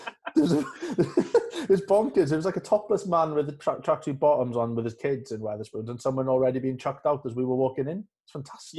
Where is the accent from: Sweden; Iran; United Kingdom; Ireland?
United Kingdom; Carmarthen, Wales; also born or lived in Wandsworth; now in London, United Kingdom; I'm from Carmarthen and I support Cardiff